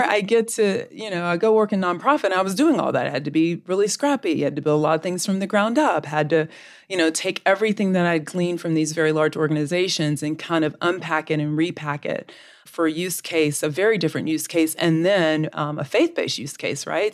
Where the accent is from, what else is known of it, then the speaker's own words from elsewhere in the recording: Southeastern US, United States; also born or lived in Florida / Georgia; now in Texas, United States; I'm a Southeastern girl, but I now live in the great state of Texas